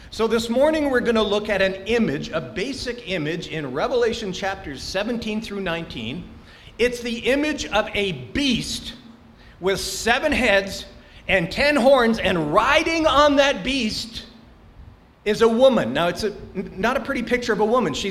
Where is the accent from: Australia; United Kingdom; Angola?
Angola; born there; I was born in Angola.